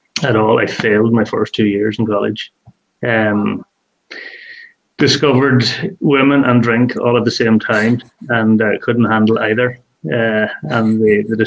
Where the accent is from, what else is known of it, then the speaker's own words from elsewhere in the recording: Donegal, Ulster, Ireland; also born or lived in Scotland; I grew up just outside Donegal town